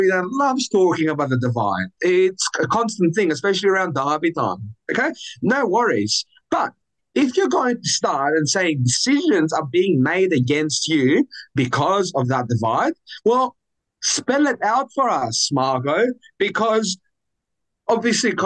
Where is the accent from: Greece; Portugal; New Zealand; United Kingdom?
Greece; Athens, Attica; now in Australia; I'm born and raised in Athens.